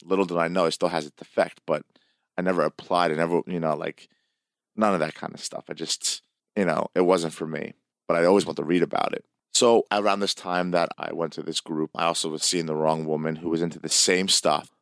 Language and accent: English; Hamilton, New Jersey, United States; I went to Greek school in this area of Hamilton, New Jersey